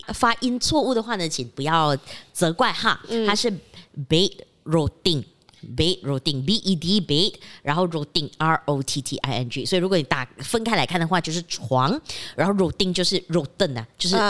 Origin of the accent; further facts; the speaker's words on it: Penang, Malaysia; OK，对不起大家，我们的福建话真的不是很好啊，就算我是槟城人